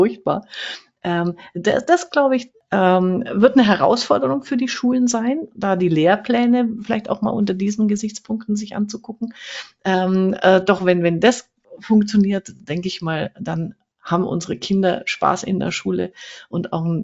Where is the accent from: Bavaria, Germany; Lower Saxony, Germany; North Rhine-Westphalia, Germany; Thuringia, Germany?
Bavaria, Germany; Fürth; Ich komme ja auch aus Fürth, also fränkisch